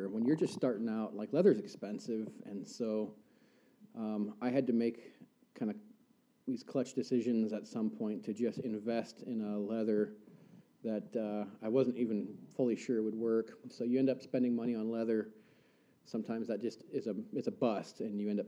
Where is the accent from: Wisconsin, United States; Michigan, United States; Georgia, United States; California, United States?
California, United States; Central Coast; moved away as an adult; now in Coeur d'Alene, United States; I was born in the California Redwoods, and I kind of grew up Central Coast, California